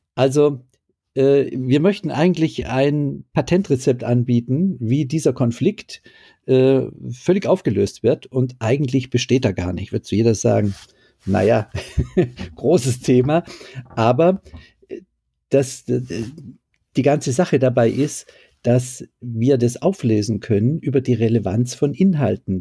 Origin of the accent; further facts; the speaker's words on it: Düsseldorf, North Rhine-Westphalia, Germany; Ich als Düsseldorfer